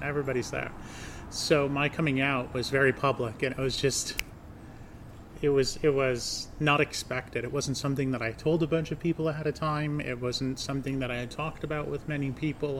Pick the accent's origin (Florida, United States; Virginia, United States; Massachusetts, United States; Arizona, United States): Massachusetts, United States; North Adams; We're here in North Adams, Massachusetts, my hometown